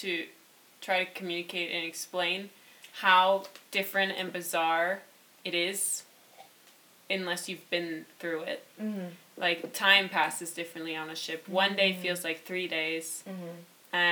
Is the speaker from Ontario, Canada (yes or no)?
yes; Toronto, Ontario, Canada; I'm from Toronto, Canada